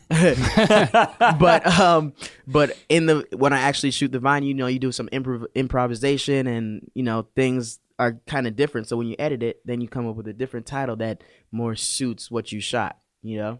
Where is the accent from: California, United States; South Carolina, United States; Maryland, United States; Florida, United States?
Florida, United States; West Palm Beach; also born or lived in Canada; I'm from Florida, West Palm Beach. Um, I was born in Canada. raising the mean streets of Palm Beach